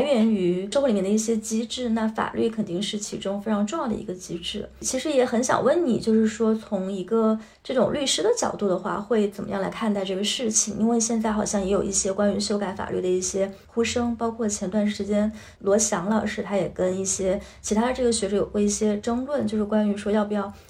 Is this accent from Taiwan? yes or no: no; Guizhou, China; moved away; 我从小的时候在贵州长大